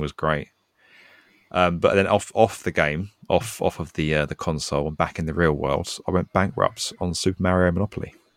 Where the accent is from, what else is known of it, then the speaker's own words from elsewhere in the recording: United Kingdom; accent: British; I'm British